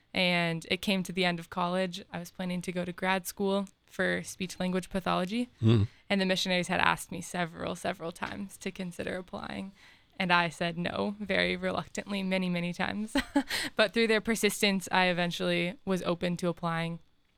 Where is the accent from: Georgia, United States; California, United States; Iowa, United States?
Iowa, United States; Des Moines; moved away as an adult; also born or lived in Cedar Falls, Iowa; now in Columbus, United States; Yeah, I'm originally from Des Moines, but I went to college at the University of Northern Iowa. It's a small 10,000 person school. And then came to Ohio State right after as a missionary. And this is my 3rd year here.